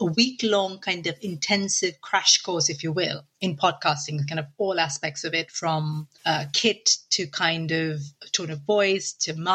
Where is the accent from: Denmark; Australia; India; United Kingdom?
India; moved away; I grew up in India in a very traditional